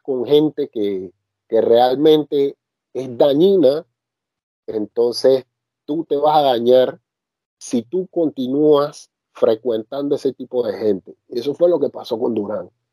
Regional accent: Panama; now in France; yo como panameño me siento orgulloso de haber nacido en la misma tierra de él

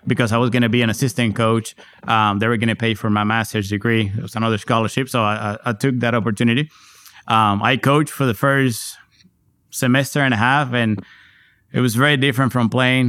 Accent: Puerto Rico; now in San Antonio, United States; growing up in Puerto Rico at the time

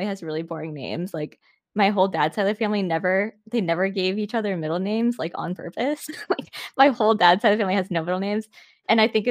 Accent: United States; we grew up in Washington

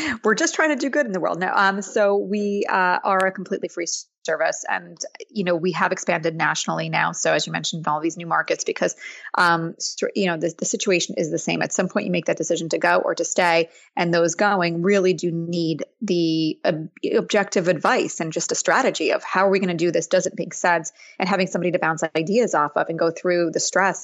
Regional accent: suburbs of New York City, United States; I grew up in the suburbs of New York City

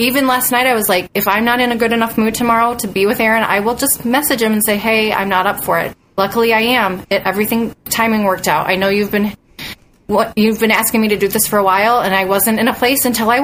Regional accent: Bowling Green, Ohio, United States; I grew up in Bowling Green

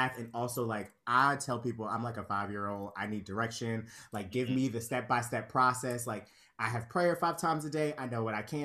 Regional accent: Conyers, Georgia, United States; moved away as an adult; also born or lived in Pittsburgh; now in New York, United States; I'm a Conyers girl. I was raised in Conyers, Georgia.

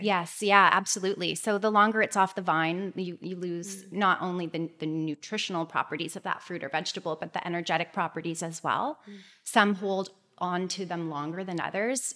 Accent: Toronto, Ontario, Canada; I am from Toronto, just outside of Toronto

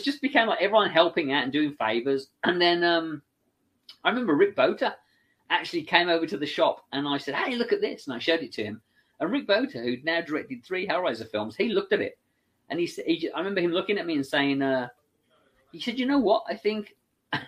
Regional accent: England, United Kingdom; I'm English, so I can kind of do the voice

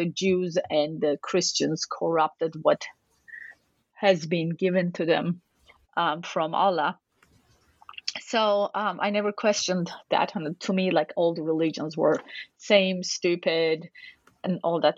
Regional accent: Turkey; moved away; I grew up in Turkey, which is a predominantly Muslim country

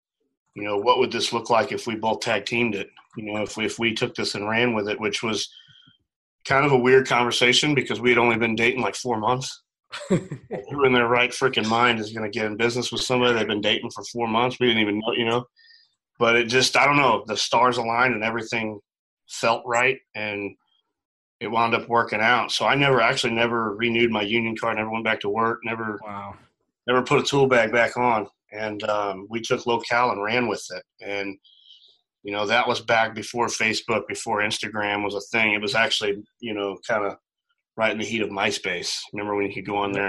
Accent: Edwardsville, Illinois, United States; moved away as an adult; So I'm from a little town called Edwardsville, right across the river from St. Louis. But it's the St. Louis metro area. That's where I grew up.

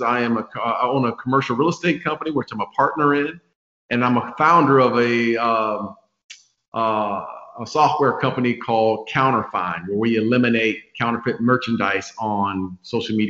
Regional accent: Phoenix, Arizona, United States; moved away; I grew up in Phoenix, Arizona

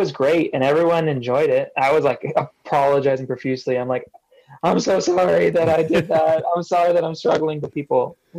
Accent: California, United States; I played the Constellation Room in Orange County, my hometown

